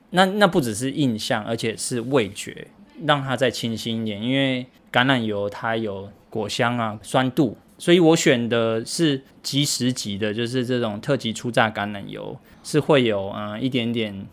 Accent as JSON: {"language": "Chinese", "region": "Taoyuan", "country": "Taiwan", "moved": "yes", "lives_now": "Yilan, Taiwan", "said": "因为其实我是桃园人嘛"}